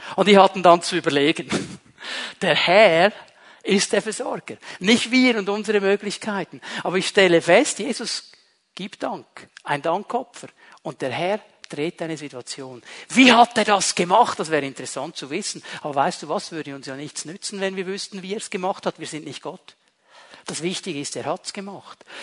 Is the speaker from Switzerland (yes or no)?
yes; Switzerland; bei uns in der Schweiz